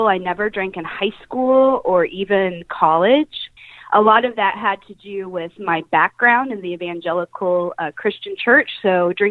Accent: Kansas City, United States; moved away as an adult; now in Atlanta, United States; I am originally from Kansas City, but I have been living in the Atlanta area for the last 3

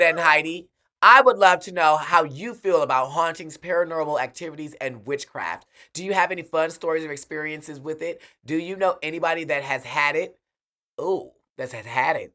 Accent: Milwaukee, Wisconsin, United States; I'm from Milwaukee, Wisconsin

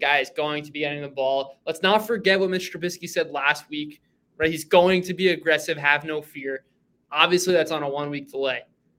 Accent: New York, United States; growing up in New York

